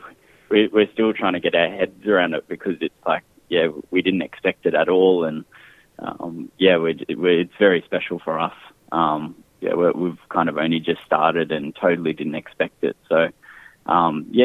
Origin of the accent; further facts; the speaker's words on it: Brisbane, Queensland, Australia; We've born and bred in Brisbane, Mianjin, but we found our lines go back to just north of Broome.